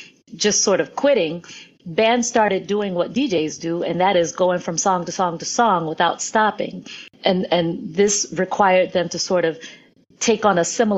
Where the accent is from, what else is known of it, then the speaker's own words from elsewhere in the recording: Washington, District of Columbia, United States; moved away as an adult; also born or lived in New York / Maryland / Los Angeles; I was born in New York, raised in DC and Maryland.